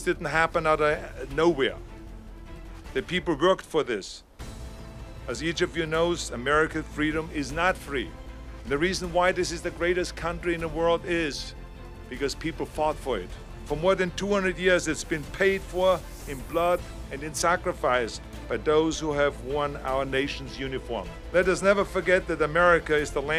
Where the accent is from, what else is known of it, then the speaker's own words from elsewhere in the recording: Austria; moved away as an adult; now in United States; when I grew up in Austria, we grew up after the Second World War